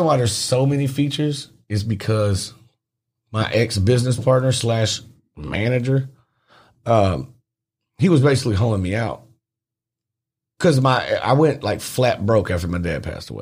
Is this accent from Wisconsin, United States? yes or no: no; Memphis, Tennessee, United States; I'm from Fraser